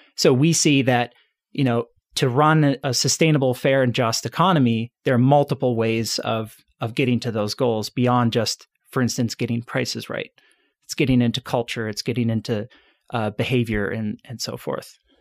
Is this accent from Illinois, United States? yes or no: yes; suburbs outside Chicago, Illinois, United States; I grew up in the suburbs outside, uh, Chicago, so born and raised in Illinois